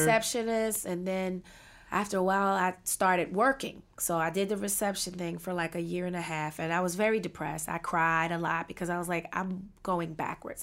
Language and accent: English; Washington, District of Columbia, United States; I was born and raised in Washington, D C